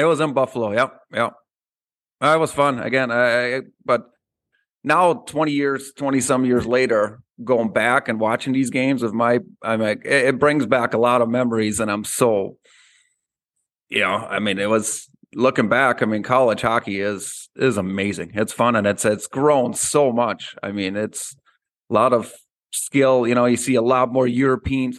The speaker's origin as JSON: {"language": "English", "country": "Austria", "tie": "born or raised there", "moved": "yes", "said": "when I grew up in Austria"}